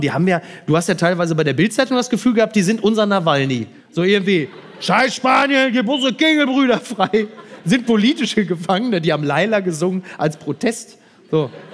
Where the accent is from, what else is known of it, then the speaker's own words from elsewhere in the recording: Ruhr area, North Rhine-Westphalia, Germany; Ich komme ja aus dem Ruhrgebiet